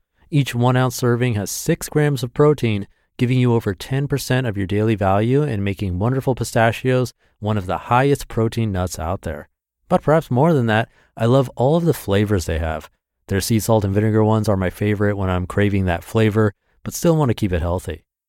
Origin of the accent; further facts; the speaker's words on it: Washington, United States; I was in my hometown, alone without my husband and kids for the first time since my oldest was born, and this green spectacular that Washington State is famous for